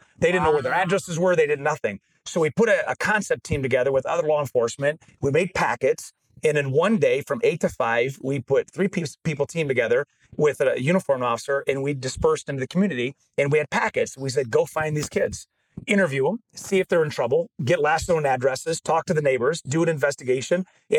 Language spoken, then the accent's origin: English; Genesee County, Michigan, United States; And I'm from Genesee County in Michigan.